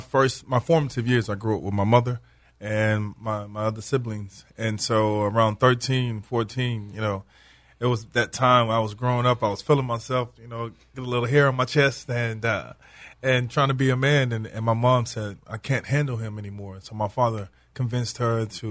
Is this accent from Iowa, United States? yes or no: no; Houston, Texas, United States; moved away; also born or lived in Hattiesburg, Mississippi / New Orleans, Louisiana; I grew up in Houston, Texas, but I lived in Mississippi, Hattiesburg, Mississippi, New Orleans, Louisiana